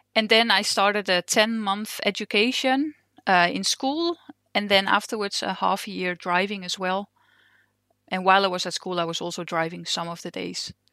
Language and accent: English; Netherlands; English is a second language; moved away as an adult; now in Denmark; I'm originally from Holland, and I've just moved to Denmark, uh, two years ago